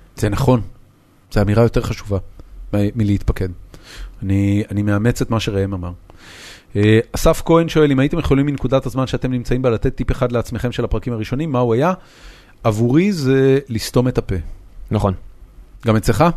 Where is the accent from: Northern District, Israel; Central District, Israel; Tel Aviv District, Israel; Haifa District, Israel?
Haifa District, Israel; Haifa; moved away as an adult; זאת עיר הולדתי, זאת העיר שגדלתי בה